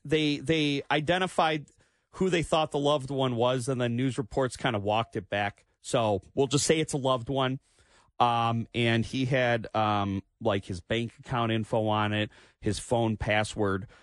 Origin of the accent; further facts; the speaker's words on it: Clinton Township, Michigan, United States; also born or lived in Trenton, Michigan; I grew up in Clinton Township. I was still living over there, so I was very close to it. And now I live near the Trenton Engine Plant